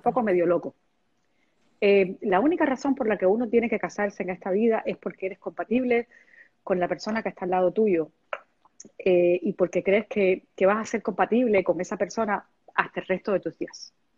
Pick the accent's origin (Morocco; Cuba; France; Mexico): Cuba; Havana; moved away; soy cubana hasta que me muera y este y Cuba es parte de parte de mi vida y este y yo creo que en algún momento eh, no sé cuándo se pueda eh, en algún momento viviré en, mi ciudad otra vez en La Habana